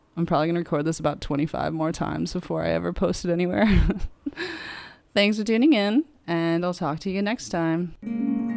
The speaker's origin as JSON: {"language": "English", "country": "United States", "moved": "as an adult", "lives_now": "Liverpool, United Kingdom", "said": "I'm American myself"}